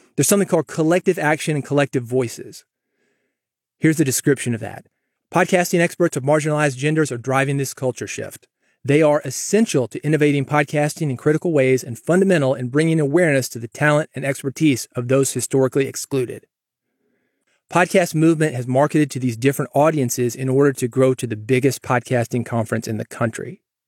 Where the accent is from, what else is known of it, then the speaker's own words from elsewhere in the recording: Nashville, Tennessee, United States; also born or lived in Mississippi; I grew up in Nashville